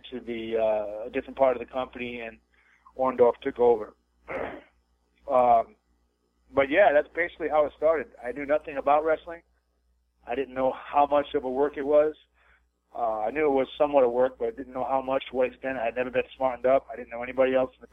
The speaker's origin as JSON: {"language": "English", "town": "West Warwick", "region": "Rhode Island", "country": "United States", "tie": "born or raised there", "also_born_or_lived": "California", "moved": "as an adult", "said": "I actually grew up back east in New England in a small town called West Warwick. It's a suburb of Providence, Rhode Island."}